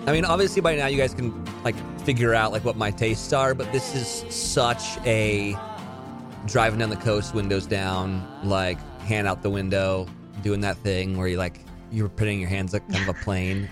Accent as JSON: {"language": "English", "town": "Pebble Beach", "region": "California", "country": "United States", "tie": "born or raised there", "said": "in my hometown of Pebble Beach, California"}